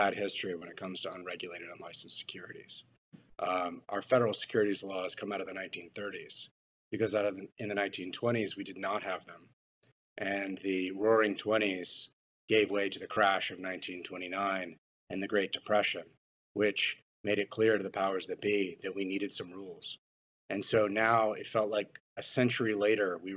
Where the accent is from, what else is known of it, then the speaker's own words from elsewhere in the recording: Austin, Texas, United States; my hometown of Austin, Texas